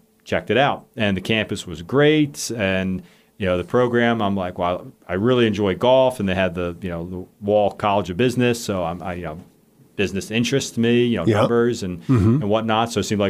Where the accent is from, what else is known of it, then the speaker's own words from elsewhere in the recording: Bel Air, Maryland, United States; moved away as an adult; now in Blacksburg, United States; I'm from Baltimore, Maryland, originally, okay. A town called Bel Air, a little northeast of that.